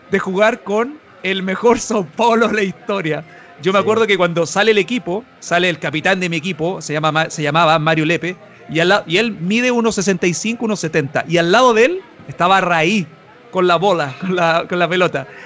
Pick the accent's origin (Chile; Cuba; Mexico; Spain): Chile; Yo soy chileno también